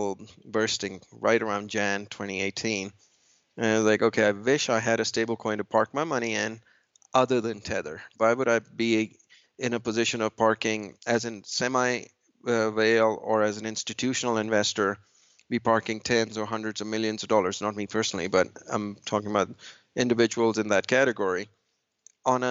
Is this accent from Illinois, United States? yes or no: no; New York, United States; I'm from New York. And in New York and Manhattan